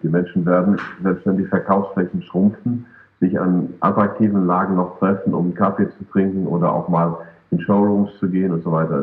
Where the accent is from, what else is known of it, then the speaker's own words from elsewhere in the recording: Germany; wir Deutschen